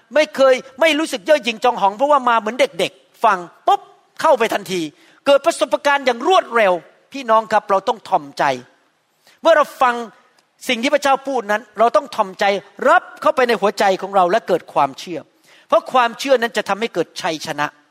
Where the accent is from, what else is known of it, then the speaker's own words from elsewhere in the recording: Bangkok, Thailand; moved away; ผมจำได้ตอนเป็นเด็กหนุ่มๆอยู่ในกรุงเทพ